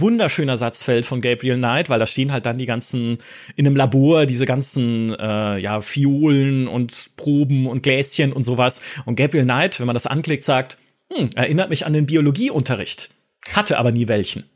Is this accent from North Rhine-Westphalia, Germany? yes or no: no; near the Black Forest, Baden-Württemberg, Germany; accent: Badisch; Ich komme aus der Nähe vom Schwarzwald.